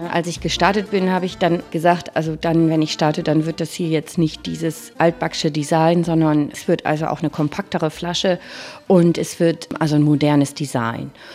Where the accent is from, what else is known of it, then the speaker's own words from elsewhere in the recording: Bremen, Germany; also born or lived in Franconia, Bavaria; Ich bin gebürtige Bremerin Und das war für mich klar, also nach Bremen zurückzukommen